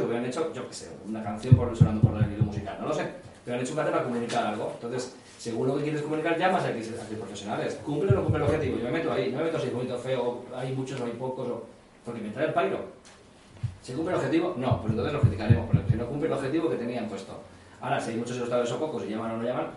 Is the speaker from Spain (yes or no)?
yes; Mislata, Valencian Community, Spain; yo soy de Mislata